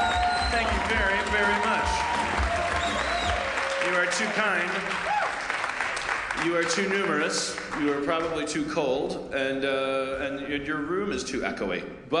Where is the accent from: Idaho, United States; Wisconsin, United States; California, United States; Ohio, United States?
Wisconsin, United States; Milwaukee; moved away; my hometown of Milwaukee